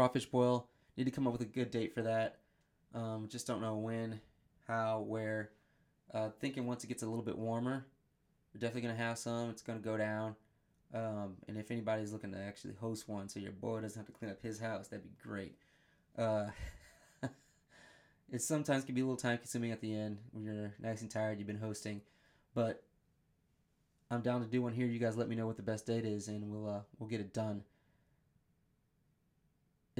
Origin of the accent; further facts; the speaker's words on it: Michigan, United States; also born or lived in the South; now in New Jersey, United States; I was born and raised in Michigan